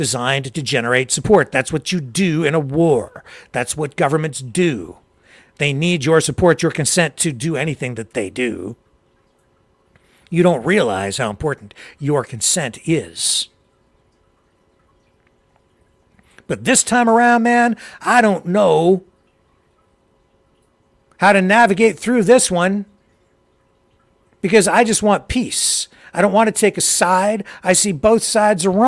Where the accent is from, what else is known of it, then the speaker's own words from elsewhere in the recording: Canada; I'm from Canada